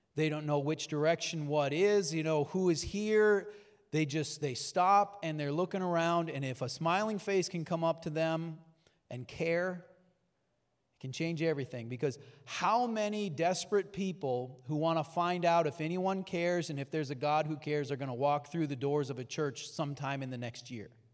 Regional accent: North Dakota, United States; I grew up in North Dakota

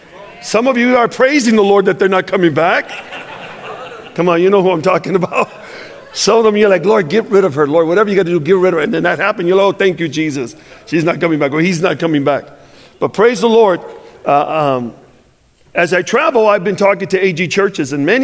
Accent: Chicago, Illinois, United States; I'm from Chicago

